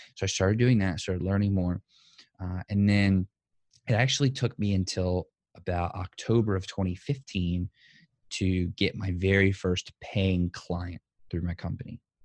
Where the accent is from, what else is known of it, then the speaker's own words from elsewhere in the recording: New Orleans, Louisiana, United States; born and raised in New Orleans, Louisiana. Still, still am here today.